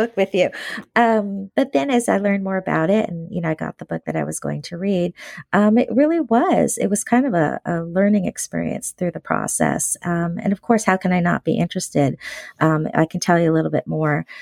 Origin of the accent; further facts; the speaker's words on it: San Francisco Bay Area, California, United States; I was born here in the San Francisco Bay Area